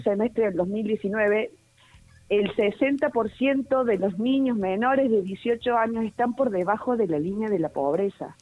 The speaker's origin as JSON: {"language": "Spanish", "country": "Argentina", "said": "como argentino"}